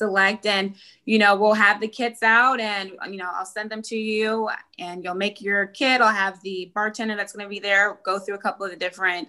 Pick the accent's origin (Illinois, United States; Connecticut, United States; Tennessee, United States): Tennessee, United States; moved away; Tennessee because that's my hometown